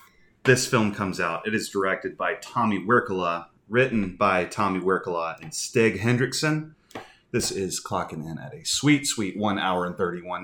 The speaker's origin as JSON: {"language": "English", "country": "United States", "accent": "American English", "said": "I'm an American. I speak American English. Not Norwegian. Not Finnish. Not Swedish."}